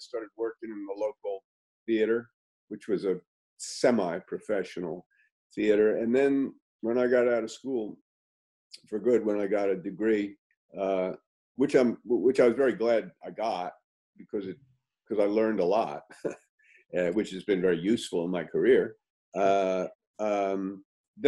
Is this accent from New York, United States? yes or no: yes; New York City, New York, United States; I grew up in New York City.